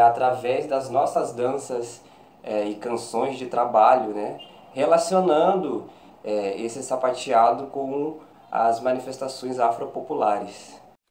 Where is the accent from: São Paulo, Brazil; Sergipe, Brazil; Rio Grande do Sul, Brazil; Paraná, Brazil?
Rio Grande do Sul, Brazil; Alegrete; moved away as an adult; also born or lived in Santa Maria; now in Rio de Janeiro, Brazil; sou natural de Alegrete, Rio Grande do Sul. Atualmente resido no Rio de Janeiro